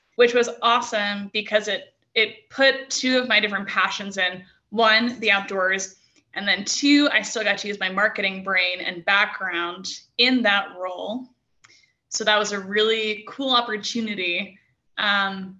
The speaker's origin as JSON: {"language": "English", "region": "New England", "country": "United States", "also_born_or_lived": "Santa Barbara", "moved": "yes", "lives_now": "Prescott, United States", "said": "I'm from New England, so I love the seacoast"}